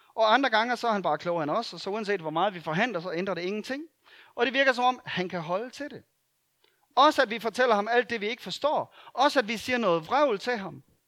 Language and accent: Danish; Denmark; det er vi gode til som danskere